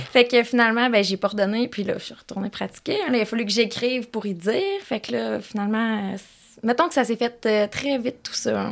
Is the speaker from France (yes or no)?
no; Quebec, Canada; moved away as an adult; also born or lived in Gatineau; J'habitais à Gatineau, mais je suis native de Québec, fait que je voulais revenir par ici